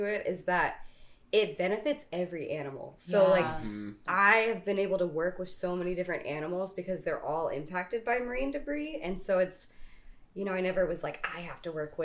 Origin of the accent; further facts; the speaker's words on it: East Coast, Southeast, United States; now in Kailua, United States; on the East Coast, where I'm from the Southeast, it's a very big tourist town.